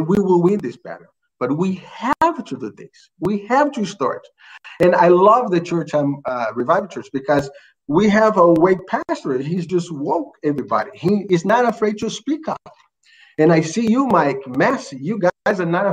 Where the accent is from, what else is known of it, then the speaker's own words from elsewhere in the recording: Rio de Janeiro, Brazil; English is a second language; now in United States; I'm from Brazil, Rio de Janeiro